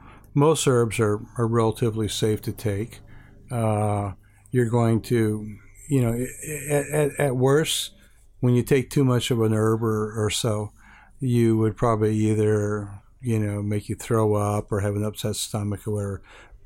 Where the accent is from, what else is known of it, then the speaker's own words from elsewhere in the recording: Hawaii, United States; Well, initially, growing up in Hawaii, I was first attracted to Chinese herbs in the Honolulu Chinatown.